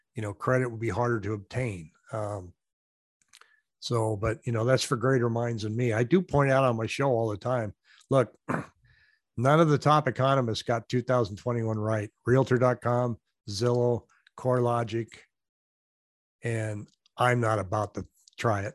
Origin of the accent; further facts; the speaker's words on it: Washington, United States; now in Arizona, United States; I'm from Washington State